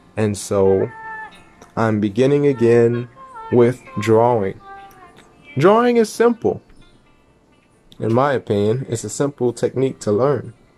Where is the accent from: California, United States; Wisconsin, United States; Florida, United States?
Florida, United States; North Miami; my hometown and city, Miami